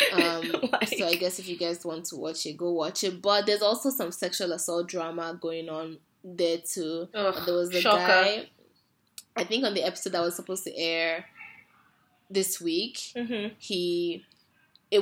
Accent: Nigeria; being Nigerian.

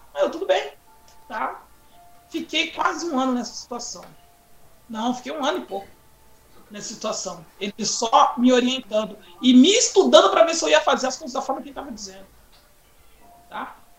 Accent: Carapicuíba, São Paulo, Brazil; nós mudamos de bairro, né, saímos de Santa Terezinha, lá em Carapicuíba, Grande São Paulo, para o Corintinha, mas mais exatamente na Vila Freitas. E nesse bairro Vila Freitas, eu cheguei lá aos 11 anos de idade

